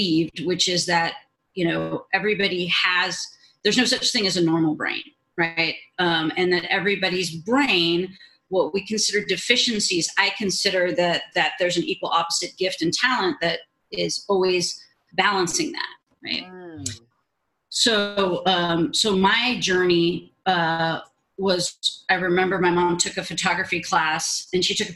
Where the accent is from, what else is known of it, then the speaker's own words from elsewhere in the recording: Los Angeles, California, United States; I grew up in Southern California in the Van Nuys area